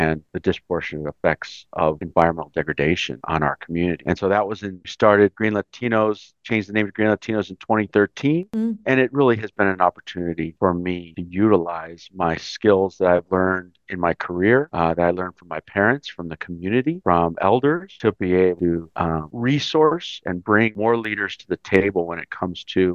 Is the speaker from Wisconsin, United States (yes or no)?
no; Los Angeles, California, United States; moved away as an adult; also born or lived in Chicago; now in Washington, D.C., United States; Mexican-American. I was born in Chicago, raised in Los Angeles. I moved to D.C. right after college